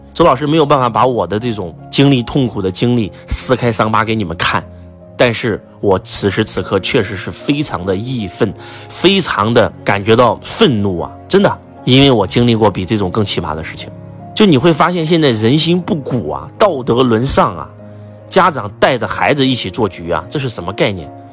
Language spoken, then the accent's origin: Chinese; China; 敬天法祖是我们中国人的信仰